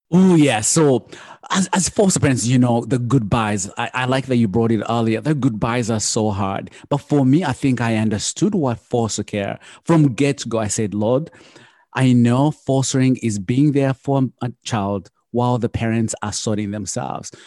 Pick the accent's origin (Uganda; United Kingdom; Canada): Uganda; now in United States; I come from Uganda and I grew up the poor of the poorest